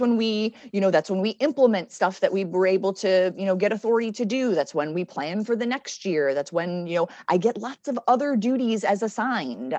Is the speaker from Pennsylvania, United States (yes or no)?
no; Connecticut, United States; moved away as an adult; also born or lived in Richmond, Virginia / Oklahoma; now in Alexandria, United States; I'm from Connecticut originally.